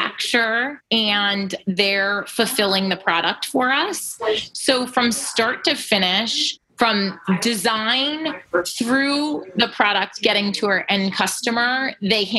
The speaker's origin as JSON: {"language": "English", "town": "Flemington", "region": "New Jersey", "country": "United States", "tie": "born or raised there", "said": "we grew up here and around Flemington"}